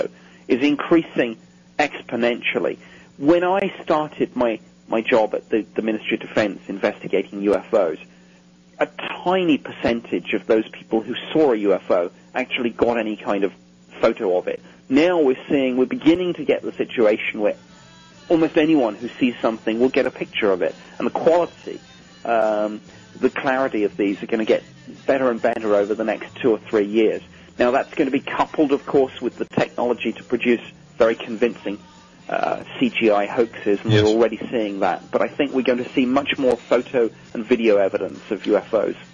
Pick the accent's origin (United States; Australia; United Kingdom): United Kingdom; myself as a Brit